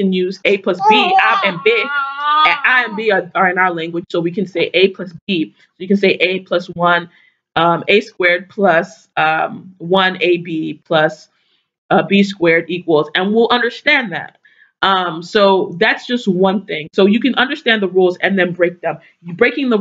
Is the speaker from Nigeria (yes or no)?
yes; Igboland, Nigeria; What does that mean for Nigeria, you know, for people in my culture, in my community